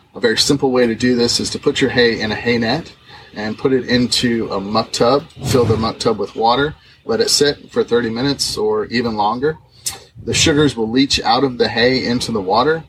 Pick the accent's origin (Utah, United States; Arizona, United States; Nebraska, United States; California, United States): Arizona, United States; Southeast; moved away as an adult; also born or lived in Washington; now in Lexington, United States; I'm from Southeast Arizona, where I grew up on a cattle ranch